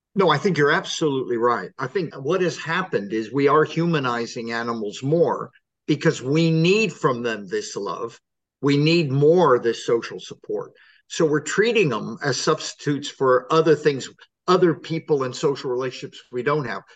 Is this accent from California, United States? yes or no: yes; California, United States; moved away as an adult; now in England, United Kingdom; I come from California